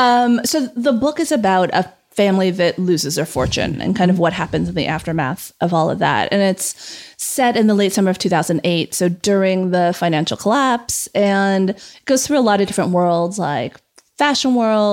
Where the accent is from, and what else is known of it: California, United States; born or raised there